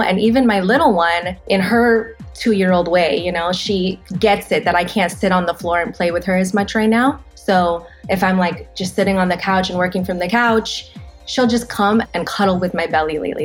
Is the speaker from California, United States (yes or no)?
yes; Los Angeles, California, United States; I'm born and raised in Los Angeles.